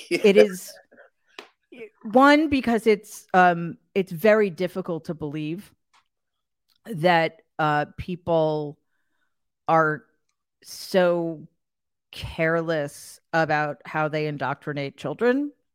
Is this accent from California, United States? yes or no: no; New York, United States; I'm an atheist from New York